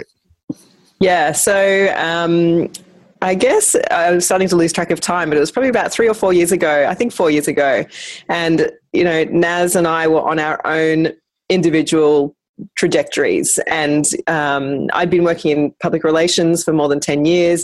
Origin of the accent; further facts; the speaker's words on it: Brisbane, Queensland, Australia; I'm from Brisbane